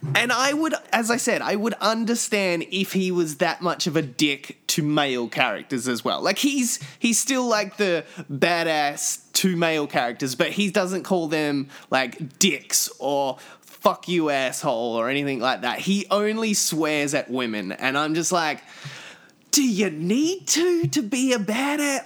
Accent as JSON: {"language": "English", "country": "Australia", "tie": "born or raised there", "moved": "yes", "said": "me growing up in Australia"}